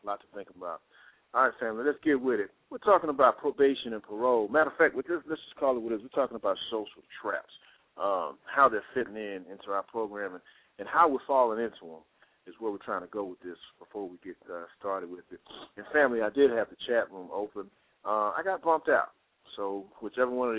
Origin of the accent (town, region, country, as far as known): Texas, United States; now in Atlanta, United States